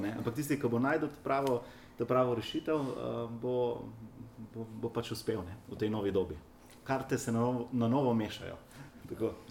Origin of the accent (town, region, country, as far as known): Slovenia